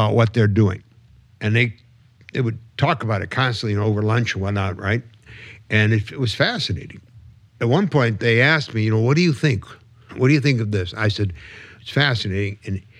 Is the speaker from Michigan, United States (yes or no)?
yes; Michigan, United States; we're both from Michigan, and so is Michael Moore, right?